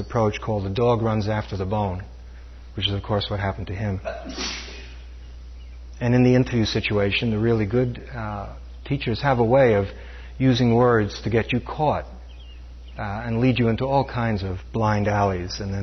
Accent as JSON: {"language": "English", "town": "New York City", "region": "New York", "country": "United States", "tie": "born or raised there", "said": "When I was growing up in New York City, Brooklyn, New York"}